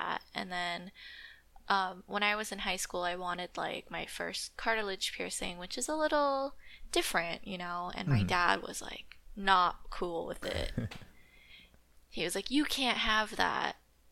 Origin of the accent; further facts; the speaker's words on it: California, United States; I grew up in California.